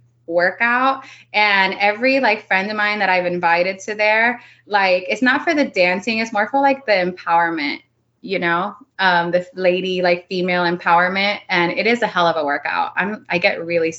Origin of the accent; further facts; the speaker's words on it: Miami, Florida, United States; first language Spanish; English is a second language; moved away as an adult; also born or lived in North Dakota; I was born in Miami